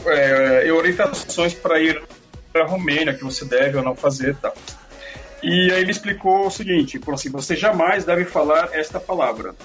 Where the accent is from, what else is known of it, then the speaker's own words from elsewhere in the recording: Brazil; eu sou do Brasil